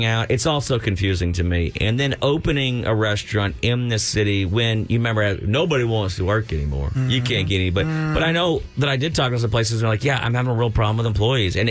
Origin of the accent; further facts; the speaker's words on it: South Louisiana, United States; now in Texas, United States; when I grew up in South Louisiana